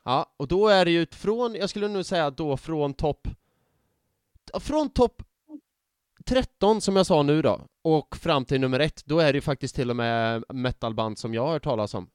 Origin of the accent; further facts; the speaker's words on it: Värmland, Sweden; now in Gothenburg, Sweden; mina kompisar hemma i Värmland